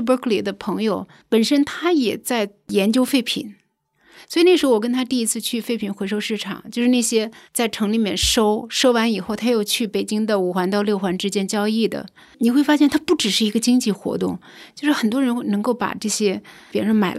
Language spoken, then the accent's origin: Chinese; Hebei, China; moved away as an adult; also born or lived in Canada / Southern California, United States / Beijing; now in Shangrao, China; 因为我小时候在华北地区的乡村长大， 啊，河北， 河北，对，那个时候的生长的环境自然条件非常好